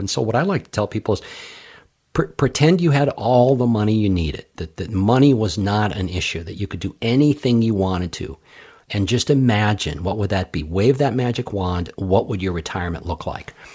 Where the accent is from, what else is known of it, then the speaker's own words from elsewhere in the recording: Los Angeles, California, United States; now in Hartford, United States; I grew up out in Los Angeles